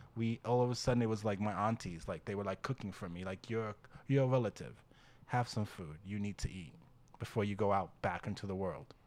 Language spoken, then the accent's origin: English; Great Neck, New York, United States; accent: Long Island; New York accent; now in New York City, United States; You can hear the great neck, the Long Island in me.